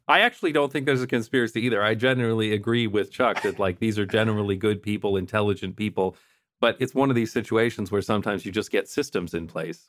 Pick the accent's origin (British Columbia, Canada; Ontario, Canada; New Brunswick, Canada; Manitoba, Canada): Ontario, Canada; London; moved away; my hometown of London, Ontario, Canada